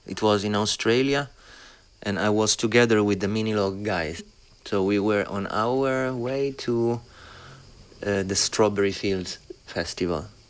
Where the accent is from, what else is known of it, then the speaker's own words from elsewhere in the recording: Rome, Lazio, Italy; also born or lived in Berlin, Germany; I've been like growing up in Rome, which is beautiful by itself